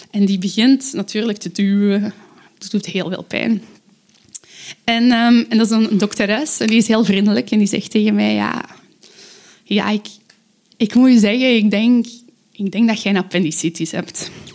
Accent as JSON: {"language": "Dutch", "town": "Aalst", "region": "Flanders", "country": "Belgium", "said": "ik kom uit Aalst."}